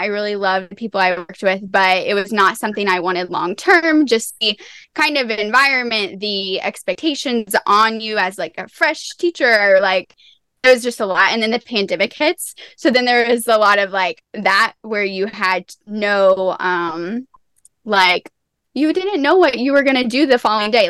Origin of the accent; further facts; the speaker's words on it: Tennessee, United States; I'm from Tennessee